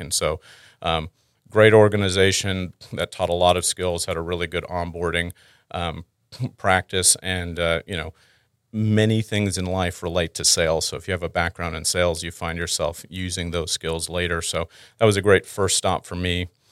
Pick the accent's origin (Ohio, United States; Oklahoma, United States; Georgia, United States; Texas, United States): Texas, United States; Houston; also born or lived in Canada / Dallas Fort Worth; I'm originally Canadian, um, born there. Um, then, through a couple different stops of having a father in the oil and gas industry, I wound up in Houston. Uh, I've spent most of my growing up time in Houston